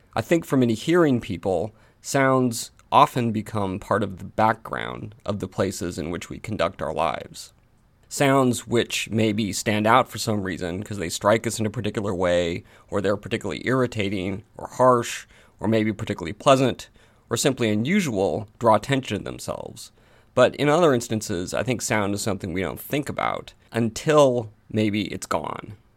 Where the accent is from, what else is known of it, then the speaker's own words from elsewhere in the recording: Portland, Oregon, United States; when I was growing up in Portland, Oregon, in the United States